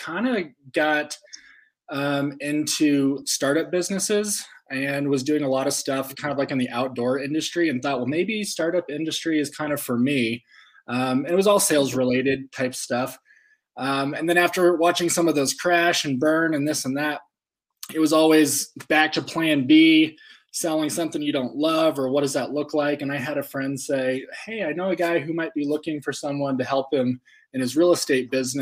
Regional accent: Fort Collins, Colorado, United States; now in Colorado Springs, United States; I'm from Fort Collins, Colorado, born and raised.

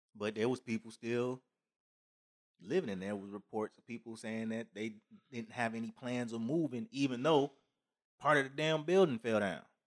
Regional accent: United States; we're all Americans

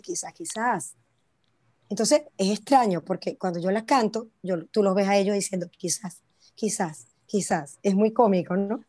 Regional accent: Venezuela; now in China; De Venezuela

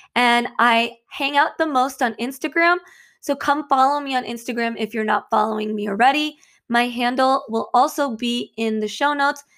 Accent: Michigan, United States; moved away as an adult; now in New Jersey, United States; originally, I'm actually from Michigan, and I moved to New Jersey

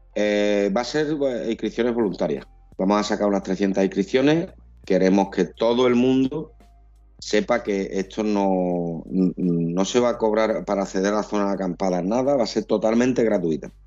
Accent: Huelva, Andalusia, Spain; somos de aquí de Huerva, conocemos el recinto colombino

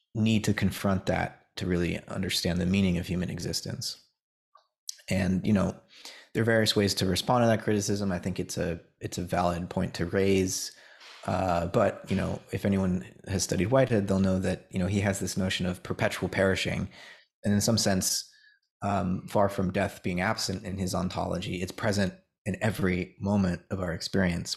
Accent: United States; as an American

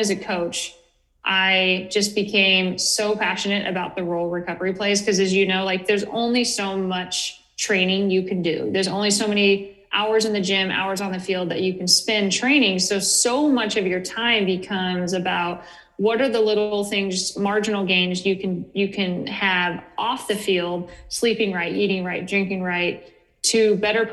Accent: Northern California, United States; moved away as an adult; also born or lived in Portland; I grew up in Northern California, very rural, very conservative area

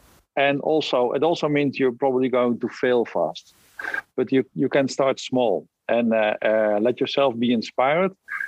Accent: Breda, North Brabant, Netherlands; I'm from Breda, the Netherlands.

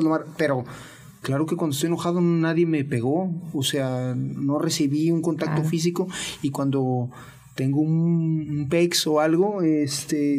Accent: Mexico; soy de México

